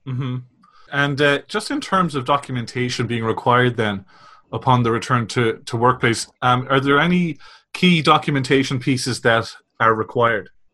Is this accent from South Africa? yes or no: no; Ireland; you probably guessed from my accent, I'm from the Republic